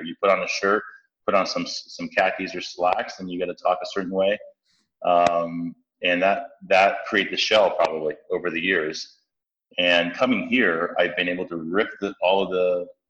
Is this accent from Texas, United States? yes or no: no; San Francisco, California, United States; I grew up in San Francisco most of my life. I grew up in the Tenderloin